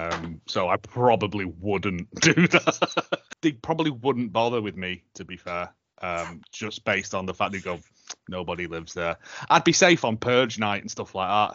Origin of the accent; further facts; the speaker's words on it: United Kingdom; I'm British